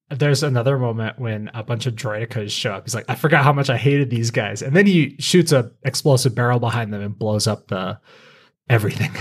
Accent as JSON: {"language": "English", "region": "Colorado", "country": "United States", "tie": "born or raised there", "said": "I grew up in Colorado"}